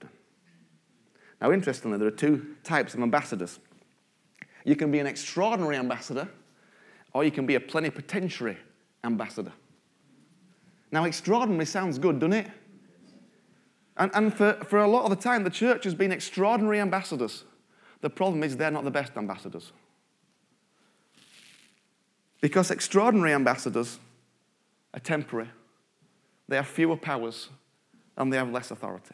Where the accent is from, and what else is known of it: United Kingdom